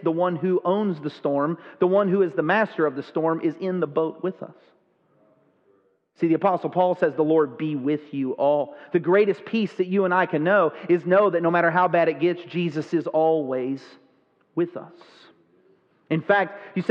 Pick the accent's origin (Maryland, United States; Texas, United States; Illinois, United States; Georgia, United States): Texas, United States; I grew up in Texas